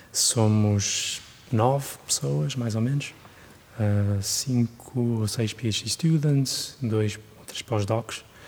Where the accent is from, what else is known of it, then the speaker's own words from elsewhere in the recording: Guimarães, Norte, Portugal; moved away as an adult; also born or lived in Germany / United Kingdom; now in Switzerland; cresci em Portugal